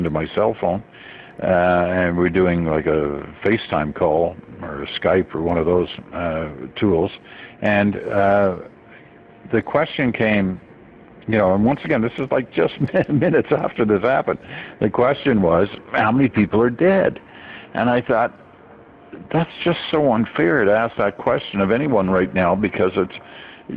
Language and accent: English; Canada; also born or lived in England / Malaya; I was born in England. The first couple of years were spent in England. Then we moved to Malaya in Southeast Asia before coming to Canada.